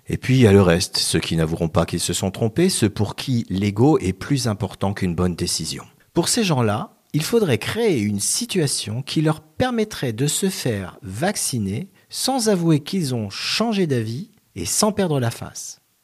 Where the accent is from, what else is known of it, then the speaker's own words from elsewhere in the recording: France; en tant que bon français, gavé depuis l'enfance de petits villages gaulois